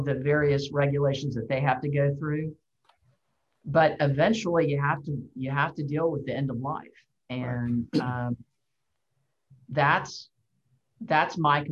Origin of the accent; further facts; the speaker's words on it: Houston, Texas, United States; in Houston, my hometown